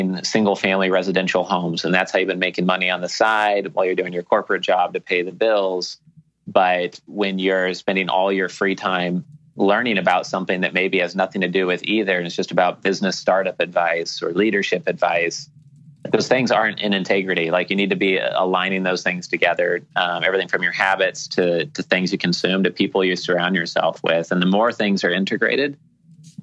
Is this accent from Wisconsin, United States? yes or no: no; Portland, Oregon, United States; moved away as an adult; now in Key Biscayne, United States; I had all my friends and family growing up in Portland, Oregon